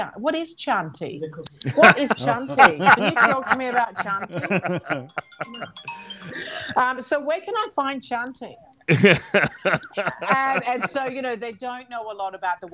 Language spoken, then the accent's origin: English; Australia; also born or lived in Calabria; now in Italy; I'm an Australian Calabrian family